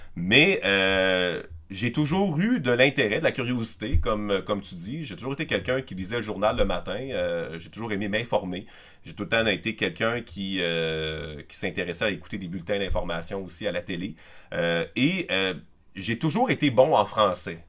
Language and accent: French; Quebec City, Quebec, Canada; moved away as an adult; also born or lived in La Pocatière, Quebec; je suis originaire de Québec, de la, banlieue nord de Val-Bélair, précisément